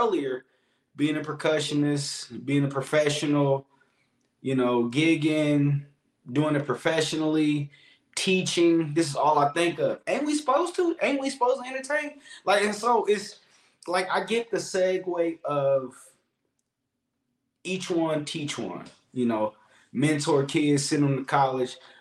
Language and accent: English; Columbus, Ohio, United States; me growing up in Columbus, Ohio, it's the inner city